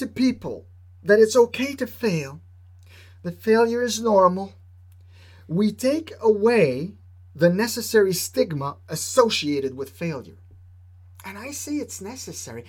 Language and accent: English; Quebec, Canada; I'm from Quebec